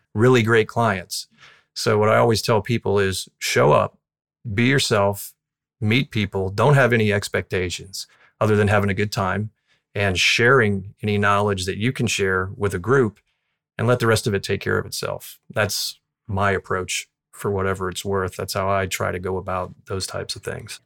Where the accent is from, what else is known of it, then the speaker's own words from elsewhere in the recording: Southwest Florida, United States; I grew up in Southwest Florida, close to where I practice now